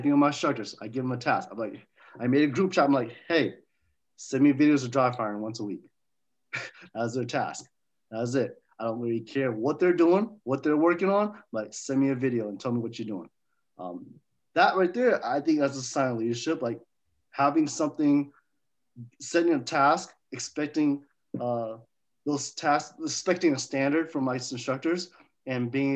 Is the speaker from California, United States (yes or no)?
yes; Fairfield, California, United States; also born or lived in Oakland, California; I went to school in Fairfield. So I grew up in Fairfield and Oakland area.